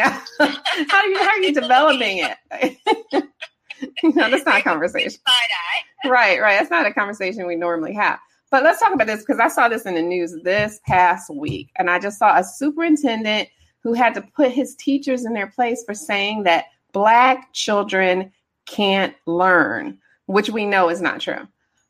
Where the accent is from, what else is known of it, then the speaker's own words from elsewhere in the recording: Detroit, Michigan, United States; From Anderson, I'm from Detroit.